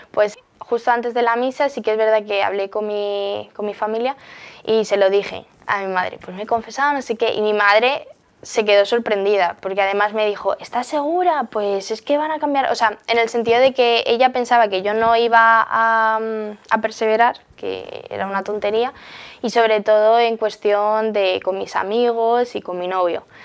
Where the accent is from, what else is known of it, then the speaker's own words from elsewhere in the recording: Móstoles, Community of Madrid, Spain; soy de Móstoles, Madrid